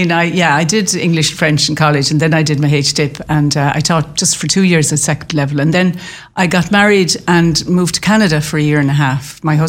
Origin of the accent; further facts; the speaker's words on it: Clonlara, County Clare, Ireland; also born or lived in Limerick; I grew up in Clonlara, so I was a country girl. But I suppose I knew the city from quite early on because I went to school, both national school and secondary school in Limerick.